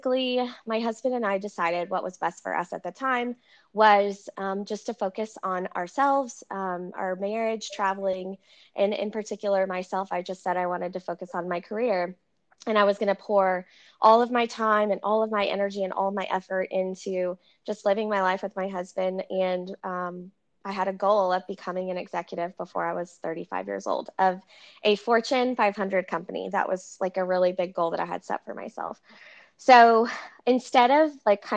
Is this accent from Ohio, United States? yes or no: no; Central Texas, United States; also born or lived in California; Born and raised in Central Texas